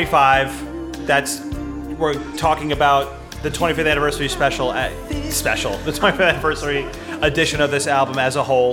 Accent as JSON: {"language": "English", "country": "United States", "said": "Maybe it's me being ignorant American guy"}